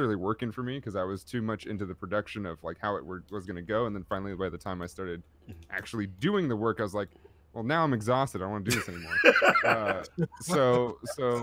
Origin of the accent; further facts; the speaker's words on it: Oakland, California, United States; I grew up in Oakland, California